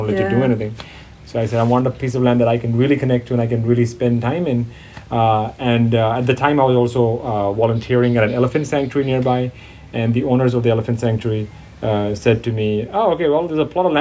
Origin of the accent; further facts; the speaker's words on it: Thailand; I grew up in Thailand ever since I was 1 year old